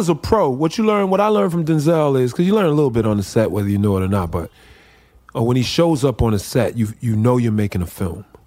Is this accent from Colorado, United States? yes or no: no; Chicago, Illinois, United States; I grew up in Chicago